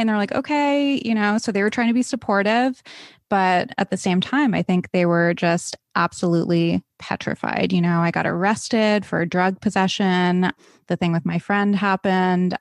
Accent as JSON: {"language": "English", "region": "East Coast", "country": "United States", "tie": "born or raised there", "said": "I grew up on the East Coast."}